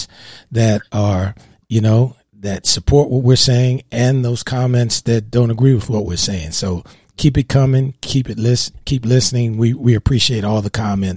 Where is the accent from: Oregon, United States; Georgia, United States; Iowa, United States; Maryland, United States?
Maryland, United States; Baltimore; I grew up with in Baltimore